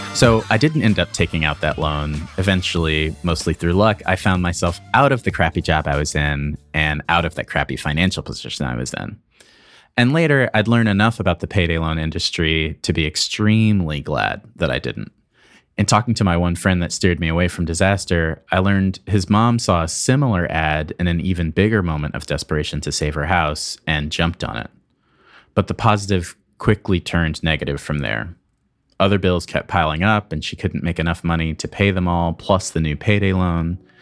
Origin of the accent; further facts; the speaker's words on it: Michigan, United States; An activist in Michigan, my home state